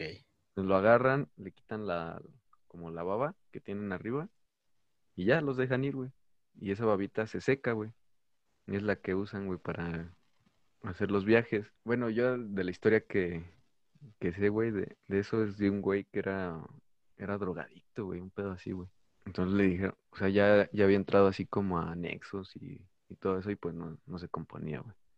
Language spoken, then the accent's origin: Spanish; Mexico; soy mexicano